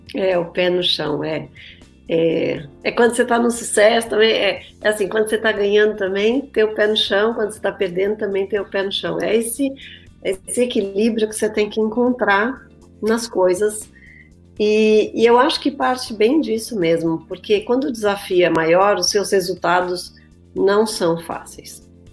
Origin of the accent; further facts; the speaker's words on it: Brazil; moved away as an adult; also born or lived in São Paulo; now in United States; eu, como vim do Brasil